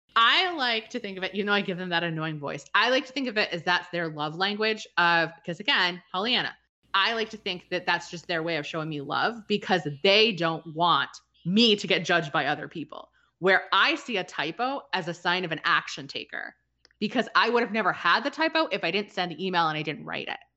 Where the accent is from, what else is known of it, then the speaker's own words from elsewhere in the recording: New England, United States; I'm from New England